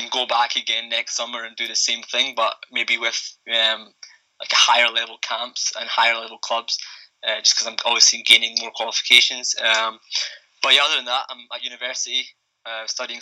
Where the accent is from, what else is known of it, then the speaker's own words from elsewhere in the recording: Scotland, United Kingdom; I'm Iranian. I was born in Scotland. My parents are from Iran. They've been here for over 30 years